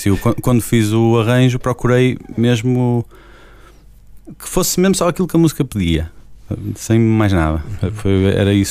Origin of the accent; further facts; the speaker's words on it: Portugal; Apesar de tudo, sou português